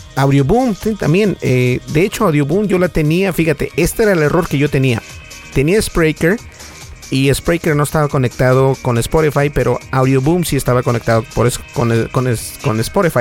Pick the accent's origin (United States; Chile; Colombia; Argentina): United States; sí hablo español, pero soy de Estados Unidos